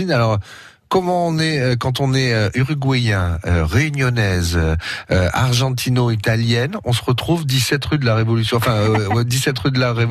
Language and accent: French; Catalonia, Occitania, France; comme on dit euh, chez nous en Catalogne.